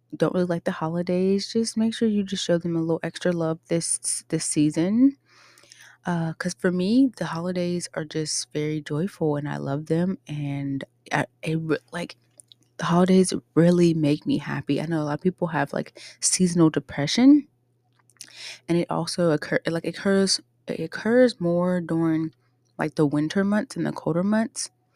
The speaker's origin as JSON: {"language": "English", "town": "Pittsburgh", "region": "Pennsylvania", "country": "United States", "tie": "born or raised there", "moved": "yes", "lives_now": "Ohio, United States", "said": "I grew up in Pittsburgh, Pennsylvania"}